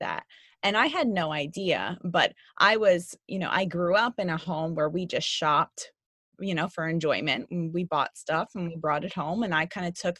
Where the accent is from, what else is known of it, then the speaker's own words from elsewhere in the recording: New York City, New York, United States; growing up in New York City